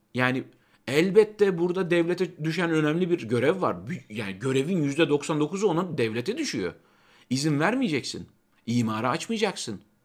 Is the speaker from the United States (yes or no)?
no; Kozan, Adana, Turkey; moved away; ben Çukurovalıyım. Yani benim çocukluğumda portakal bahçesi olan yerler